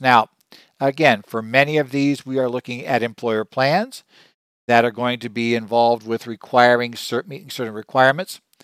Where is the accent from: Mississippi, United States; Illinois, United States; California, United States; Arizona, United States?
Arizona, United States; my home state of Arizona